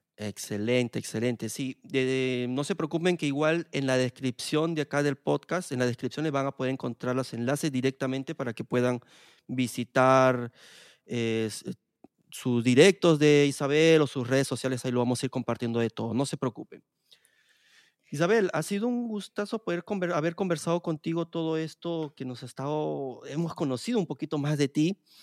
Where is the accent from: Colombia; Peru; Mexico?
Peru; moved away as an adult; en mi país de Perú